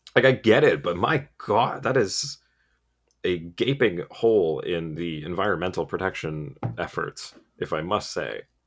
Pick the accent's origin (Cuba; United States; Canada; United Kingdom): Canada; as a Canadian